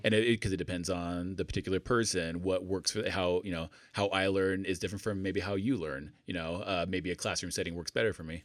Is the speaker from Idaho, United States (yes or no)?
yes; Idaho, United States; moved away as an adult; also born or lived in England / Salt Lake City, Utah; I grew up in Idaho, but then went to join the military, like, left Idaho and never looked back.